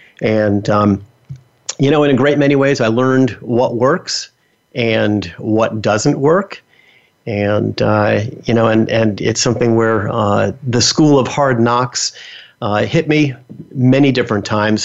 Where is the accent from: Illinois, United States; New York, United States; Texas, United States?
New York, United States; New York City; So I was born and raised in New York City, the Bronx, to be specific. Now, I know some of you are going to say, wow, you definitely do not have a New York accent.